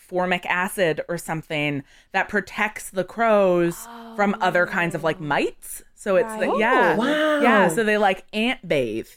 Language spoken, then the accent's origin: English; Canada; we're Canadian